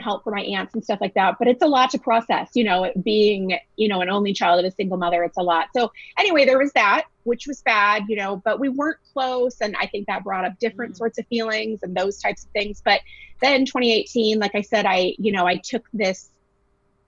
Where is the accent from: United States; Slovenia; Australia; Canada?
United States; Iowa; moved away as an adult; now in Southern California, United States; I am originally from Iowa